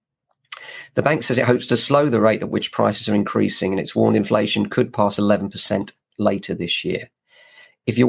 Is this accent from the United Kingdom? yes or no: yes; England, United Kingdom; Very proud of being English